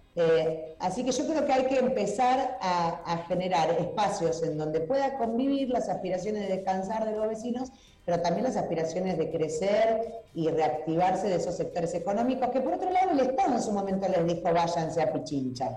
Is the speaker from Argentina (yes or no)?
yes; Rosario, Santa Fe, Argentina; somos rosarinos y rosarinas, claro. somos santafesinos y santafesinas